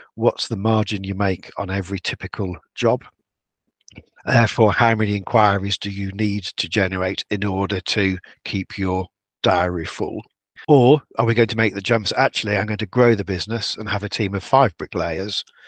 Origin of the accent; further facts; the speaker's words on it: Yorkshire and the Humber, United Kingdom; I'm a Yorkshireman